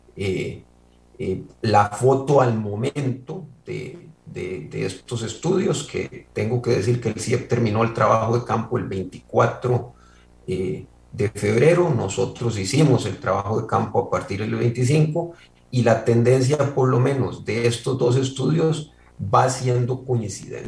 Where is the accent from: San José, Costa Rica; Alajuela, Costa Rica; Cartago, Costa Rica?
San José, Costa Rica; Coronado; mi pueblo de Coronado